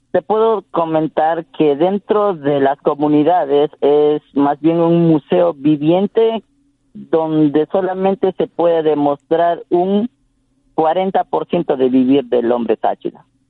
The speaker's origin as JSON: {"language": "Spanish", "area": "Tsáchila people", "region": "Santo Domingo de los Tsáchilas", "country": "Ecuador", "first_language": "Tsafiki", "second_language": "Spanish", "said": "en Safiki, que en nuestra lengua materna"}